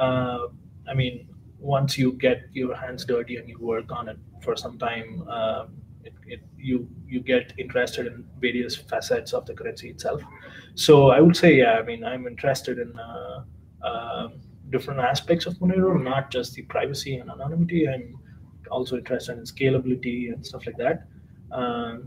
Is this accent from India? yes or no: yes; India; moved away as an adult; now in Germany; I'm from India originally. I'm doing my PhD in Germany